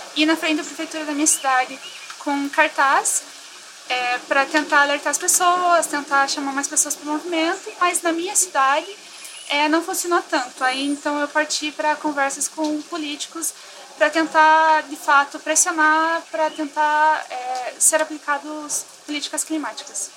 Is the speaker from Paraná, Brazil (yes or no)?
yes; Ponta Grossa, Paraná, Brazil; eu sou de Ponta Grossa, no Paraná